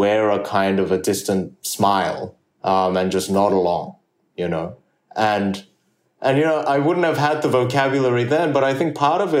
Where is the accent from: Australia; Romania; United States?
Australia; English is a second language; also born or lived in South Korea; I moved to Australia from South Korea when I was 8 years old without speaking the English language